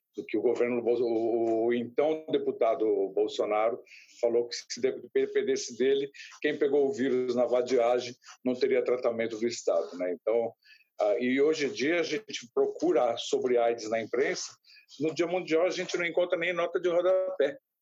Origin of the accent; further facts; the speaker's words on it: São Vicente, São Paulo, Brazil; Eu, eu nasci em São Vicente, moro em São Vicente, no litoral de São Paulo